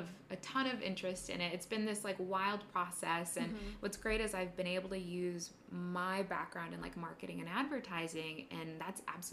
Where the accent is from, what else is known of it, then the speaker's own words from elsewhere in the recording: San Diego, California, United States; moved away as an adult; now in New York City, United States; I grew up in San Diego, California